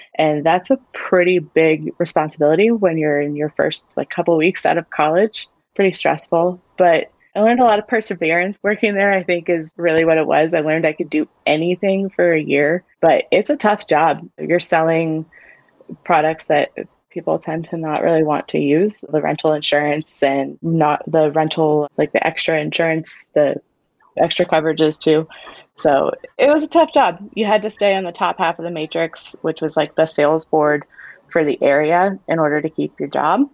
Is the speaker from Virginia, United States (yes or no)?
yes; Warrenton, Virginia, United States; I grew up in Warrenton, Virginia.